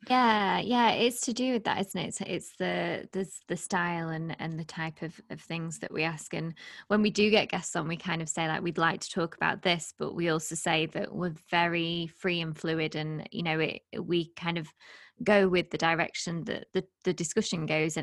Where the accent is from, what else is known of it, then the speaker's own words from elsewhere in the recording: United Kingdom; also born or lived in Lake District; we're both British